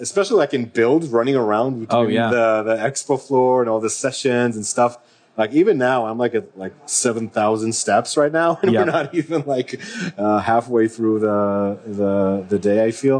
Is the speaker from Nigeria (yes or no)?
no; Israel; moved away as an adult; now in Seattle, United States; I'm from Israel. I recently moved to Seattle. So I moved like late October